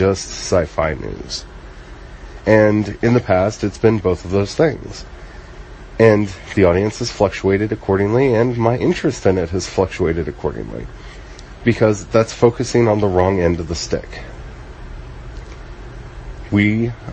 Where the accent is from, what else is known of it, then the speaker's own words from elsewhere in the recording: the Appalachians in Maryland, United States; also born or lived in the Ozarks; I grew up in the Ozarks partially as a kid, and I grew up in the Appalachians in Maryland